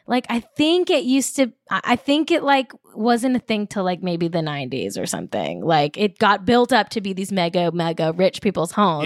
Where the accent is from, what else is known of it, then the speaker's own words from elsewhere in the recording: Manhattan Beach, California, United States; I grew up in Manhattan Beach, very wealthy town, like upper middle class my whole life.